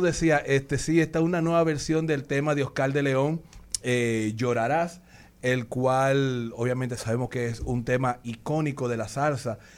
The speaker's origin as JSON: {"language": "Spanish", "country": "Dominican Republic", "said": "somos dominicanos"}